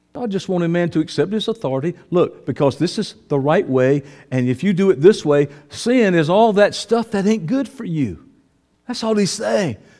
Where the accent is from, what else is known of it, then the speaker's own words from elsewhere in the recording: the South, United States; I'm from the South